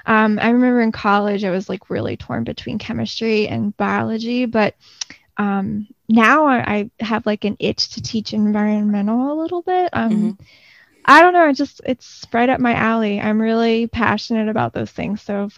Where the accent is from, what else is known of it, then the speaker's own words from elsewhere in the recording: Gulf Coast, United States; I grew up on the Gulf Coast and beaches and springs and rivers and caves and sinks and all of those things are always just like really interesting to me.